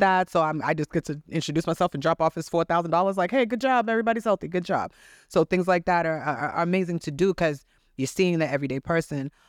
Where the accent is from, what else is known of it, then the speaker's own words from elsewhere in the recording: Haiti; I was born in Haiti